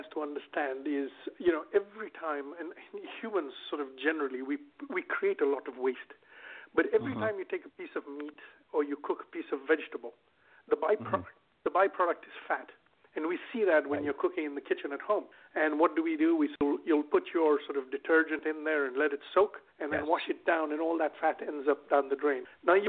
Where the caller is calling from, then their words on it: Sarasota, Florida, United States; I'm calling from Sarasota, Florida, so it's nice and sunny and warm, and yeah, nice place to be.